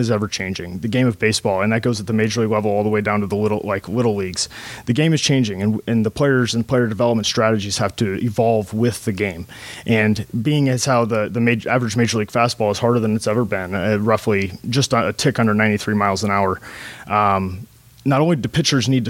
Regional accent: Tampa, Florida, United States; now in Michigan, United States; I'm from Tampa, Florida

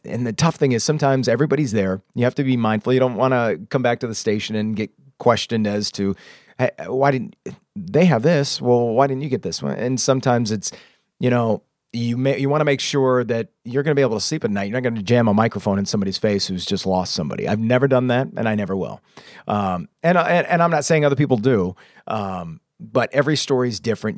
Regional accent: Anna Maria, Florida, United States; moved away as an adult; also born or lived in Lansing, Michigan / DeWitt, Michigan; now in Michigan, United States; I grew up in DeWitt for a couple of years, and then, uh, my mom moved us to Florida in fourth grade. So I grew up in Anne Marie Island, uh, through high school

